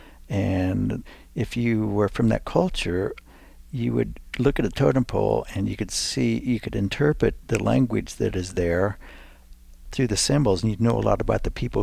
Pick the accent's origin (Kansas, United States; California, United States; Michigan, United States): Kansas, United States; Lawrence; where I was born in Lawrence there